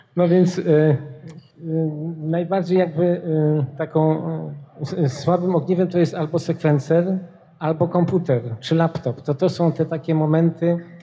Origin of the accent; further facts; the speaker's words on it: Poznań, Greater Poland, Poland; moved away; also born or lived in Wrocław; ja jestem z Poznania